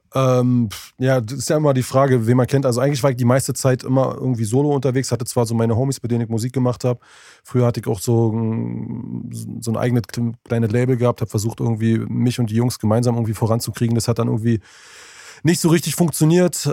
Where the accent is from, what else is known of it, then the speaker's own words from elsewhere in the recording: Berlin, Germany; hier bei uns in Berlin